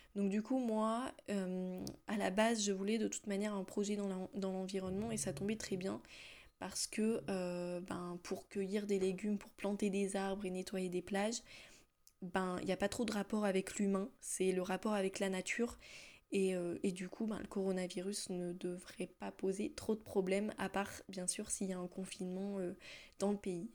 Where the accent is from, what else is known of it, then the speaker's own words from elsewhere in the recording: France; moved away as an adult; now in Iceland; je suis française, voilà comme bonne française que je suis